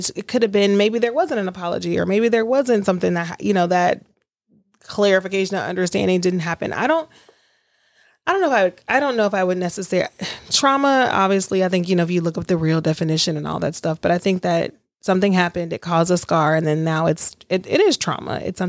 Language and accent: English; Alaska, United States; born there; also born or lived in Louisiana; I was born in Alaska. We moved to Lodges. We moved back, you know, moved to Louisiana.